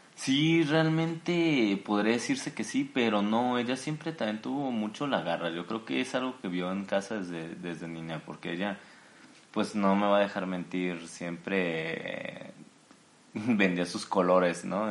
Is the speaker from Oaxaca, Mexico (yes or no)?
no; Jalisco, Mexico; soy originario de Jalisco, México